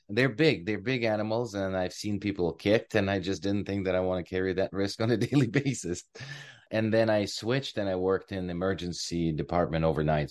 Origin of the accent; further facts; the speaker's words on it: Ukraine; moved away as an adult; now in Canada; I am originally from Ukraine. I came here in two thousand and two.